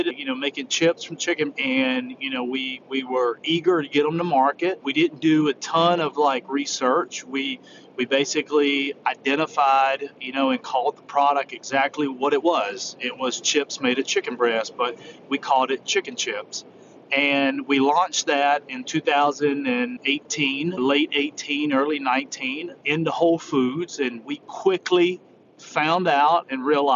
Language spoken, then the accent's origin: English; South Carolina, United States; I am from South Carolina, and that explains my accent.